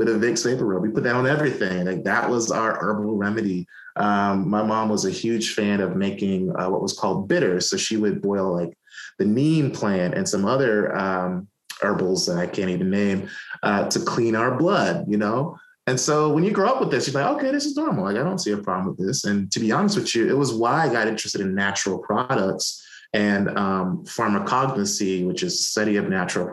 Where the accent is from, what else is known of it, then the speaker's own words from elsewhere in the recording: New York City, New York, United States; also born or lived in Atlanta, Georgia; now in North Carolina, United States; we grew up in Brooklyn